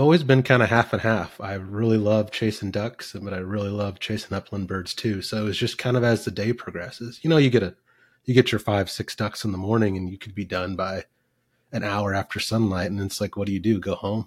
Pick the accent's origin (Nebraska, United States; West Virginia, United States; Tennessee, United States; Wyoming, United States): Nebraska, United States; Fremont; also born or lived in West Point, Nebraska; now in Kansas, United States; adopted as a kid, 18 months old, and I grew up in Nebraska